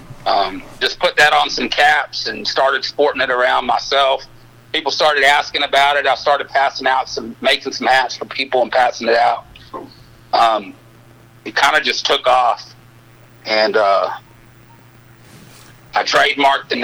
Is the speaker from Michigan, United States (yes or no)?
no; Odessa, Texas, United States; From Odessa, Texas.